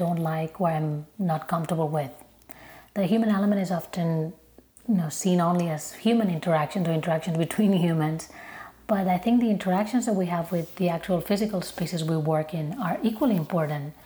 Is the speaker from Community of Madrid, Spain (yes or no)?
no; Barcelona, Catalonia, Spain; moved away as an adult; now in Chicago, United States; I'm originally from Barcelona, but I've been living in Chicago for more than 10 years now